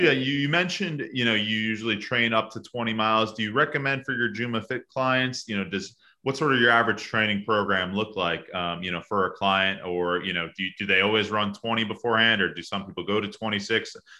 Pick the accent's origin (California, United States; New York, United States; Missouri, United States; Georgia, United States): New York, United States; New York was my first. It's obviously my hometown, a very special one for me.